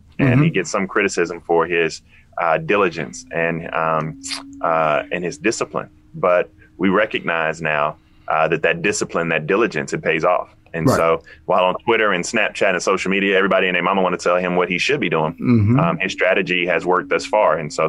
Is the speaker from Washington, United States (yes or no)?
no; Denmark, South Carolina, United States; So, you know, I'm from Denmark.